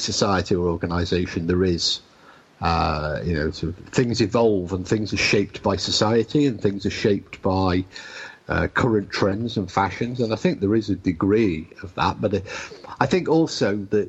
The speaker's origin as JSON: {"language": "English", "country": "United Kingdom", "said": "as we British say"}